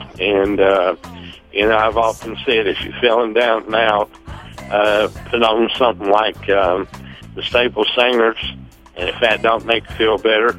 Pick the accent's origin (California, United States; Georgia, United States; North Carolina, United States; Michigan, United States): North Carolina, United States; Asheboro; I'm from Asheboro, North Carolina.